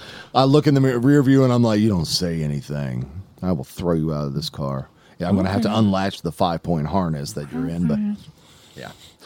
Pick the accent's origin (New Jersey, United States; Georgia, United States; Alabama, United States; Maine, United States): Alabama, United States; From Alabama.